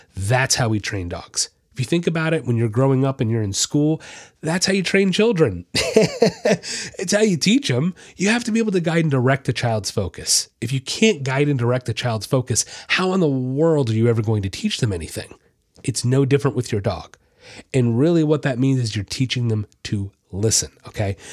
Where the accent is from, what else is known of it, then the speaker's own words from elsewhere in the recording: Florida, United States; I'm from Florida